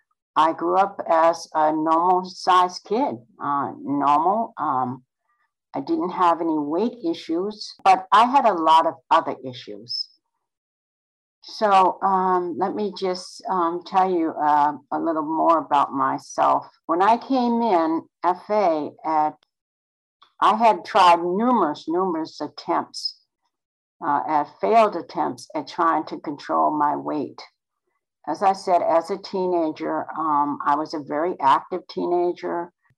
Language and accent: English; North Carolina, United States; born there; I was born in North Carolina on the Outer Banks.